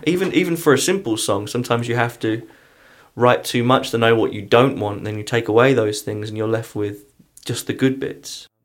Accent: England, United Kingdom; also born or lived in London; now in Pittsburgh, United States; I'm coming from England

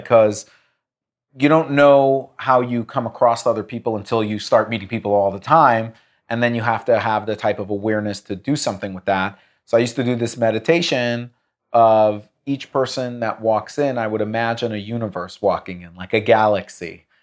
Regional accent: United States; an American Jew, I, I, or Jewish American

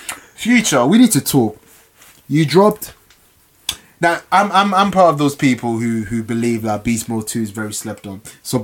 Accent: London, United Kingdom; I'm still English. I'm still London.

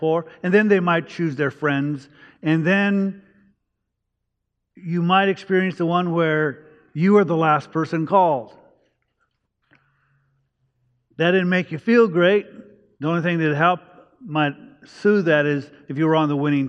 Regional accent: Los Angeles, California, United States; also born or lived in Virginia; I grew up in East Los Angeles

